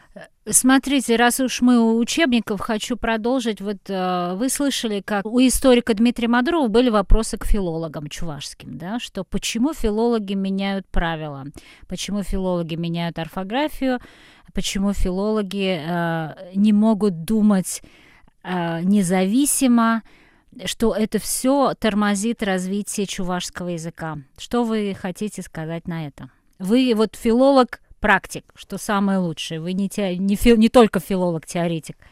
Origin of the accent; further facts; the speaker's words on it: Kazan, Tatarstan, Russia; also born or lived in Petropavl, Kazakhstan; Я родилась а, в Казахстане, до шести лет мы там жили. Это был город э, Петропавловск, там очень много татар. Я жила абсолютно в татарском окружении, выросла. Там был татарский театр. Э, русского языка я, наверное, слышала очень мало. Потом мы переехали в Казань